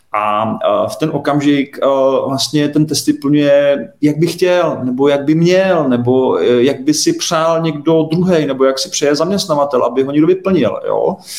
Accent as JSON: {"language": "Czech", "country": "Czechia", "said": "my jako Češi"}